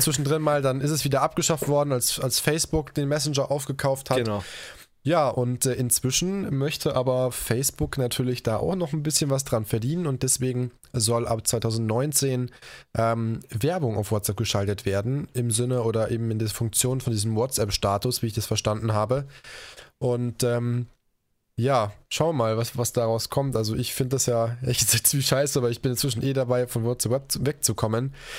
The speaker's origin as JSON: {"language": "German", "town": "Koblenz", "region": "Rhineland-Palatinate", "country": "Germany", "tie": "born or raised there", "moved": "yes", "said": "nach Koblenz, meiner Heimatstadt"}